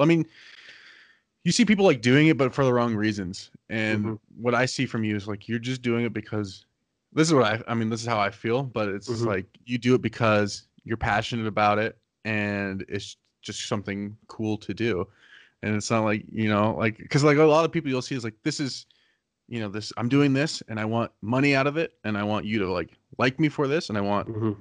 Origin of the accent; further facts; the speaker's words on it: Arizona, United States; I'm from Arizona, so I don't have winter clothes